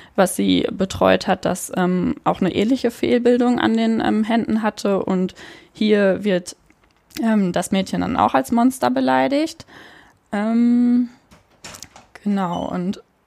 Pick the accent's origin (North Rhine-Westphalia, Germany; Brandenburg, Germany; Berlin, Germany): North Rhine-Westphalia, Germany; Münsterland; moved away as an adult; now in Cologne, Germany; Ich komme ursprünglich aus der Nähe von Münster, also aus hm, Münsterland.